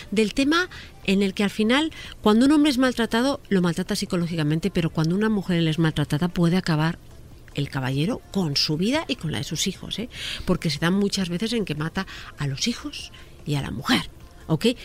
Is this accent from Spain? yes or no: yes; Spain; Mira, en España el sistema está funcionando bien, pero yo como española pienso que tendría que funcionar perfecto.